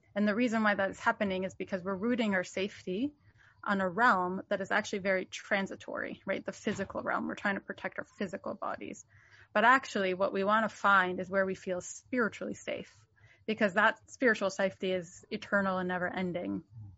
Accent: Jerusalem, Jerusalem District, Israel; born there; I was born in Jerusalem, and my family has been there for some generations.

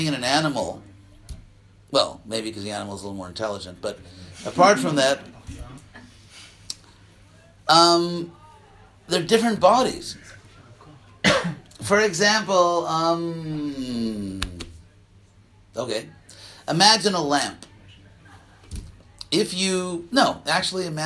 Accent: United States; I'm an American

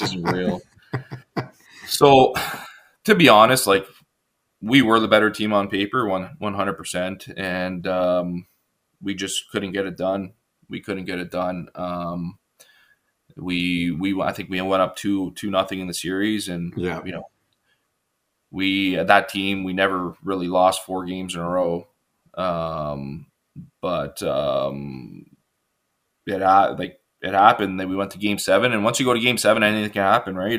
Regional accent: Richmond Hill, Ontario, Canada; grew up on um, pretty big lot in Richmond Hill

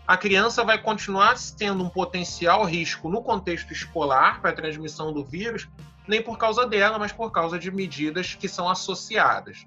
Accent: Brazil; Eu sou brasileiro

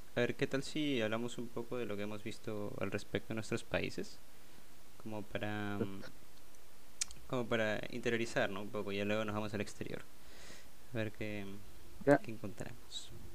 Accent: Peru; soy de Perú

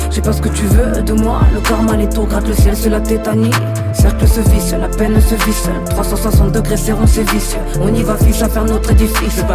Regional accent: Roubaix, Hauts-de-France, France; dire non, mais je viens de Roubaix, et donc

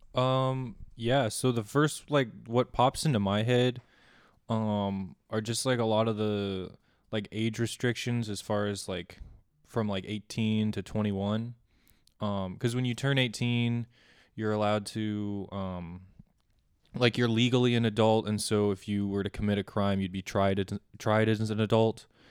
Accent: Colorado, United States; moved away as an adult; also born or lived in Kansas; now in Manhattan, Kansas, United States; I'm originally from Colorado, but I'm studying here at K-State

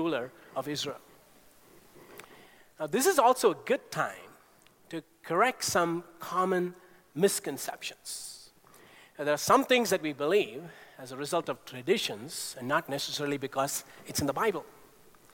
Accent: India; growing up in India, astrology was everywhere. We had a family astrologer who came every year to our home

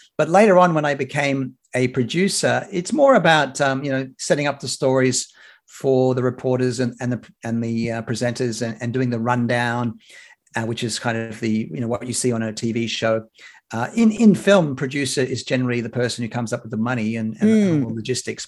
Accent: Sydney, New South Wales, Australia; moved away as an adult; also born or lived in United Kingdom / Atlanta, Georgia, United States; now in Brisbane, Australia; I was born in Sydney and I grew up on the lower north shore of Sydney.

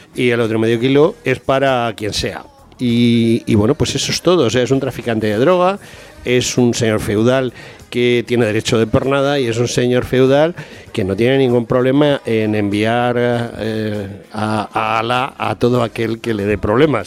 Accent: Spain

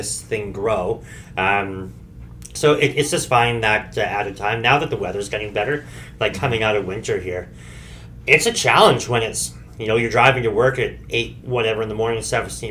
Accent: Okanagan Valley, British Columbia, Canada; We're from the Okanagan Valley.

